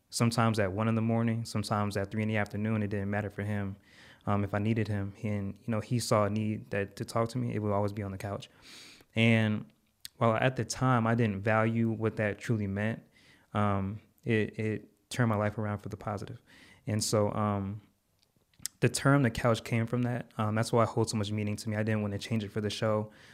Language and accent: English; Connecticut, United States; now in Texas, United States; I'm from Connecticut, living in Texas.